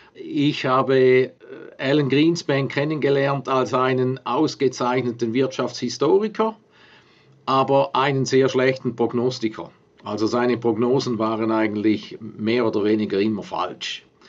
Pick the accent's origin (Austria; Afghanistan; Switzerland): Switzerland; mir als Schweizer und als, als Nachbar von Deutschland, der direkt an der Grenze aufgewachsen ist